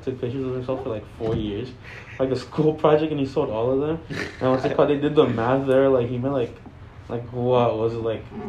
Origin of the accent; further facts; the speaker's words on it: Mexico City, Mexico; moved away; I'm from Mexico City